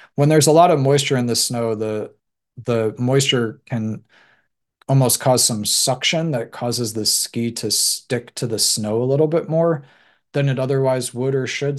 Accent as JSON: {"language": "English", "country": "United States", "said": "I'm American"}